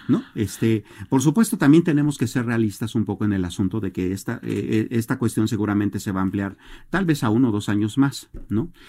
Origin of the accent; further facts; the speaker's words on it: Mexico; como mexicanos